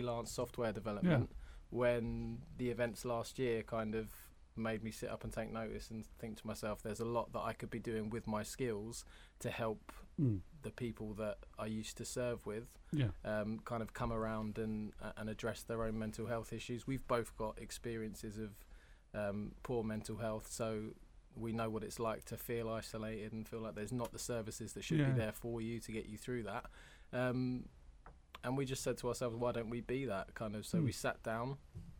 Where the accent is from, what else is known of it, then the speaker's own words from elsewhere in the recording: London, United Kingdom; moved away; I'm from Hammersmith, West London.